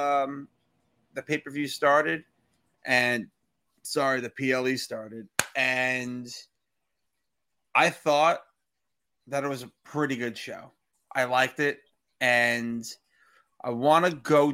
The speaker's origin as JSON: {"language": "English", "town": "New York City", "region": "New York", "country": "United States", "tie": "born or raised there", "said": "where I am currently filming and recording this episode"}